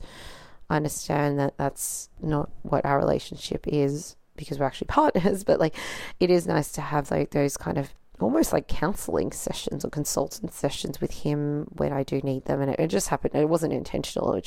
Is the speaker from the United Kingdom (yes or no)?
no; Australia; being born in Australia, but like being raised by non-Australians